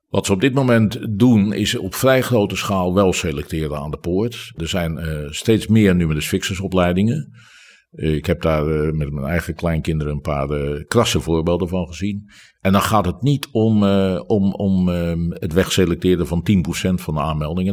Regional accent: Rotterdam, South Holland, Netherlands; ik ben Rotterdammer.

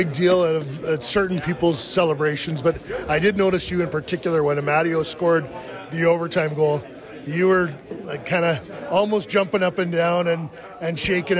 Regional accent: Peterborough, Ontario, Canada; I'm not from Toronto, I'm from Peterborough, which is sort of equidistant away from Toronto, has Kitchener.

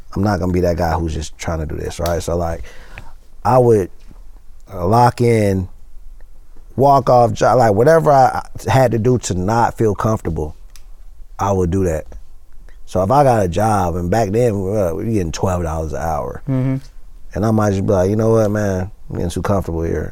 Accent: Atlanta, Georgia, United States; from East Side

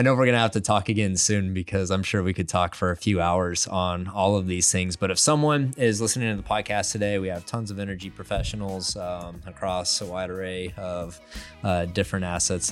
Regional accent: West Texas, United States; I grew up in West Texas, and It is flat desert.

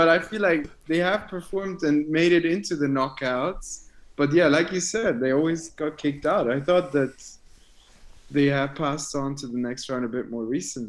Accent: Schaffhausen, Switzerland; I'm 23 years old. I am from Switzerland. I'm from Schaffhausen, Switzerland. So let's say half an hour north of Zurich, half an hour, 45 minutes.

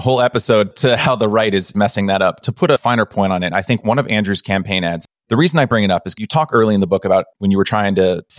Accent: Hong Kong; also born or lived in United States / Beijing, China; I was born in America, but grew up in Hong Kong and Beijing.

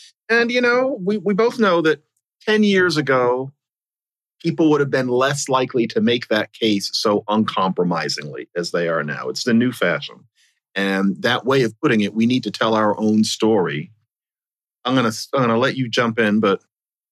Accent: Philadelphia, Pennsylvania, United States; my hometown of Philadelphia

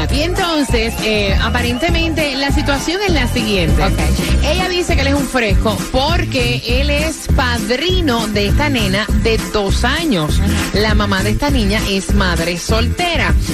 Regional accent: Venezuela; soy de Venezuela.

